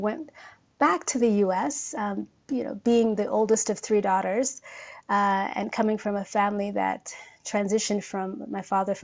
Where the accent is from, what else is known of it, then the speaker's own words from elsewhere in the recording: Oakland, California, United States; accent: American; moved away as an adult; now in Nairobi, Kenya; I was born and raised in Northern California, a city called Oakland, which is in the San Francisco Bay